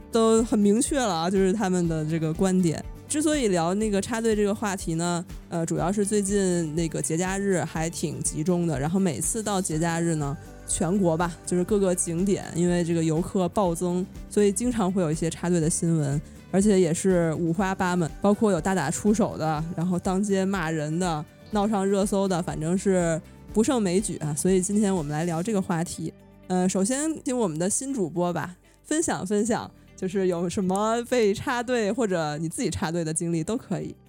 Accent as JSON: {"language": "Chinese", "region": "northern China", "country": "China", "tie": "born or raised there", "said": "我是在这个，从小在北方城市长大"}